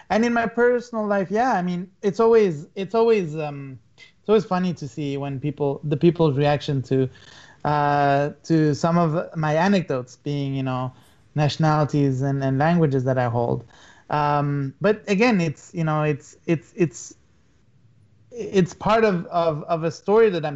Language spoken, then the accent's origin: English; Luxembourg; moved away; also born or lived in Australia; growing up in Luxembourg